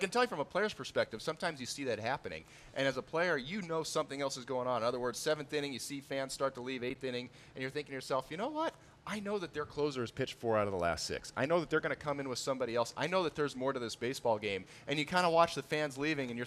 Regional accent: Los Angeles, California, United States; I grew up in Los Angeles, where people show up to the stadium in the third inning

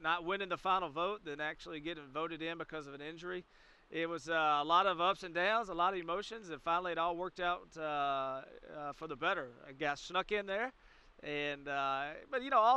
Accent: the South, United States; also born or lived in north of New Orleans, Louisiana; I'm from the South

